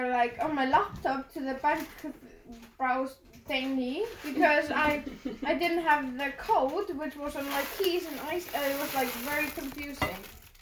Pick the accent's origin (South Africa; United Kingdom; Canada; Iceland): Iceland; I come from Iceland